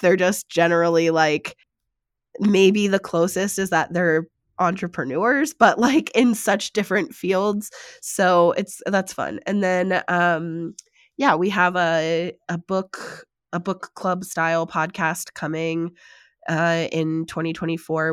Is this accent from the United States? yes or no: yes; United States; being American